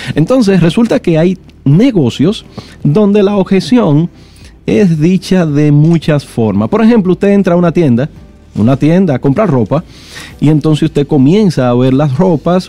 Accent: Santo Domingo, Distrito Nacional, Dominican Republic; also born or lived in Villa María / Villa Juana / Villa Francisca / San Carlos; Yo nací en Villa María, me crié en Villa Consuelo, Villa Juana, Villa Francisca y su primo hermano San Carlos

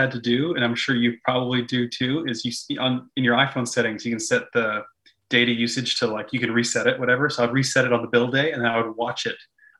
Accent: Canada; if we're from Canada

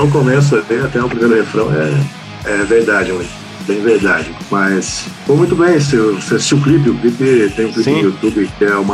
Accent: Brazil; first language Portuguese; nós somos brasileiros

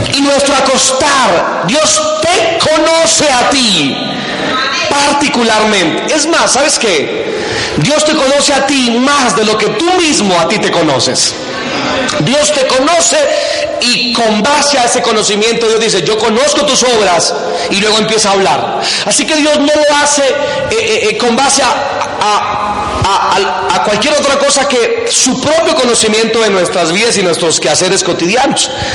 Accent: Boyacá, Colombia; por lados de mi tierra, de Boyacá

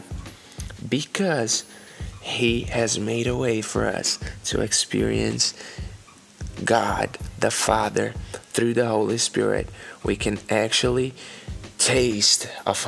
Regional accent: Brazil; English is a second language; moved away as an adult; now in Oklahoma, United States; I came from Brazil. I'm currently living in Oklahoma in America.

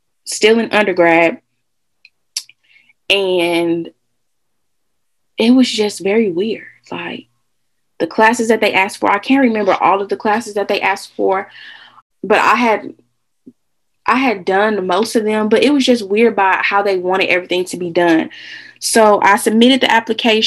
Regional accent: Illinois, United States; Illinois State is in my home state

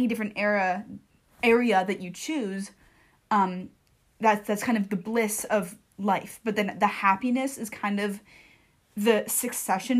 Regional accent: United States; I'm an American Jew, or I'm a Jewish American.

